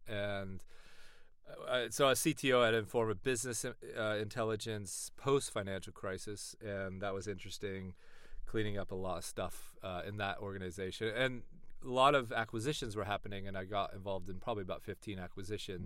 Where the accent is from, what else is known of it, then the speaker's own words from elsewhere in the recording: East Bay, California, United States; moved away as an adult; now in London, United Kingdom; from the East Bay, California